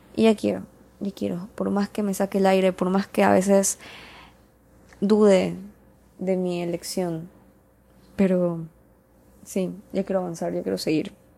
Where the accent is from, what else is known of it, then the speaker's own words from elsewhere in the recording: Ecuador; soy de Ecuador